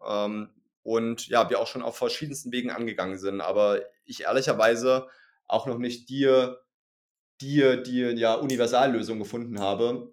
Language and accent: German; East Germany, Germany; ich komme aus Ostdeutschland